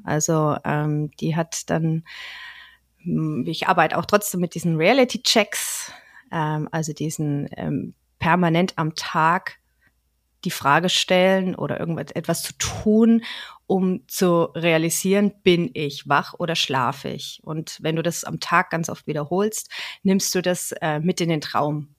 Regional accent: Franconia, Nuremberg area, Bavaria, Germany; ich bin eine Fränkin mhm. aus dem ja aus der Nürnberger Gegend

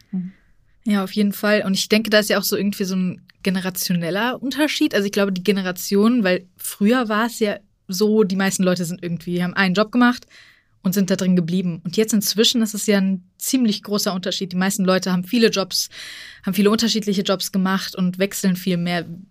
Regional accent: Frankfurt, Hesse, Germany; ich als gebürtige Frankfurterin

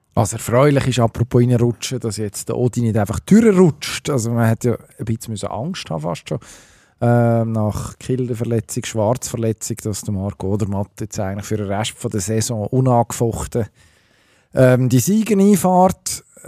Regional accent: Switzerland; als Schweizer Skifan

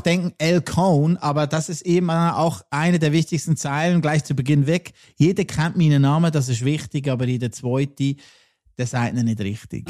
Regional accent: Lucerne, Switzerland; aus meiner Heimat und jetzt wirklich straight aus Luzern

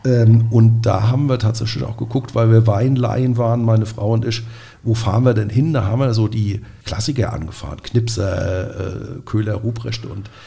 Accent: Nierstein, Rhineland-Palatinate, Germany; Wir sind ja beide aus Nierstein

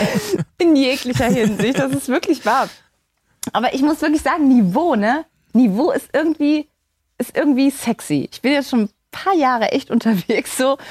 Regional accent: Saarland, Germany; in meinem Heimatland, in meinem Heimatbundesland, äh, dem Saarland

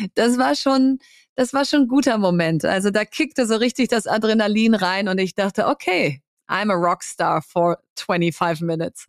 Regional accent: Bielefeld, North Rhine-Westphalia, Germany; also born or lived in Hamburg; now in Berlin, Germany; in Hamburg geboren, aber in Bielefeld aufgewachsen. Und wenn du mich fragst, äh, wo kommst du her, sage ich, ich bin Bielefelderin

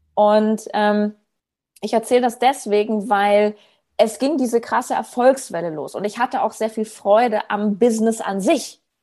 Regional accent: Berlin, Germany; habe in Berlin, wo ich herkomme, so Hausbesuche gemacht

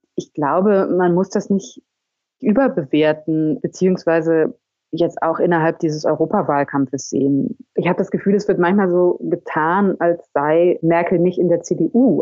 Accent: Germany; now in France; Ich lebe ja als Deutsche in Frankreich

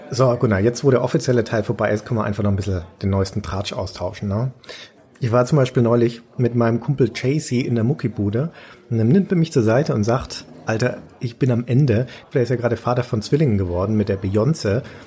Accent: Nuremberg, Bavaria, Germany; meine Heimatstadt

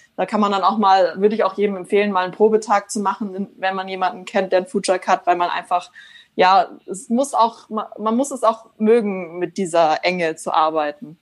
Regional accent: Germany; bei uns in Deutschland

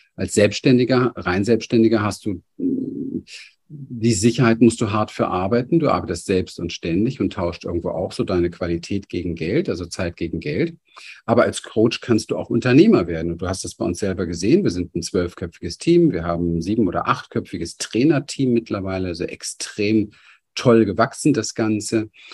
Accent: Berlin, Germany; ich bin aufgewachsen in Berlin, Hinterhof

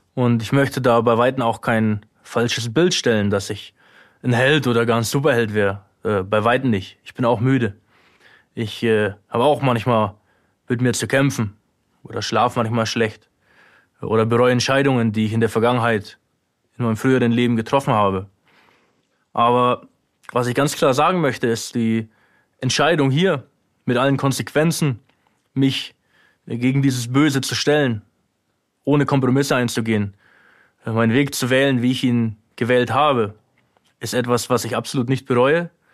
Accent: Germany; moved away as an adult; now in Ukraine; meine alte Heimat

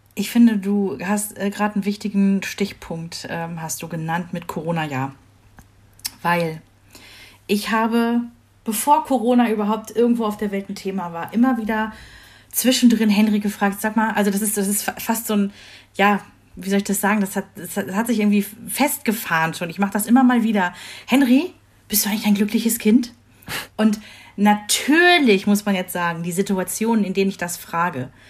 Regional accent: Rhineland, Germany; moved away; ich komme ja aus dem Rheinland

